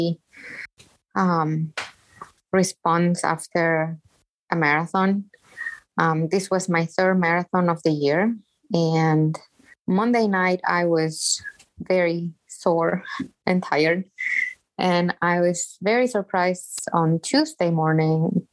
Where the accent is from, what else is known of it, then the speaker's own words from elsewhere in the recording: Mexico; moved away as an adult; now in Chicago, United States; I was born and raised in Mexico, and I have been living in the greatest city of the world for the past almost 25 years